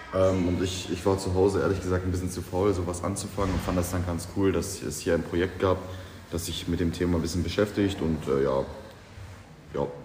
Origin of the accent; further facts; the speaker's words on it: Vetschau, Brandenburg, Germany; komme aus Fetschau und bin 15 Jahre alt